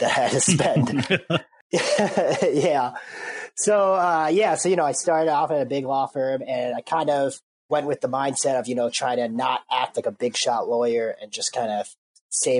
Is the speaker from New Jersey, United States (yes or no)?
no; Minneapolis, Minnesota, United States; I'm from Minneapolis